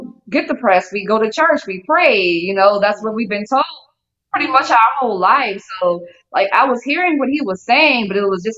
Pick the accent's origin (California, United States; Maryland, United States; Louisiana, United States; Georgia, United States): Louisiana, United States; New Orleans; I'm from New Orleans, Louisiana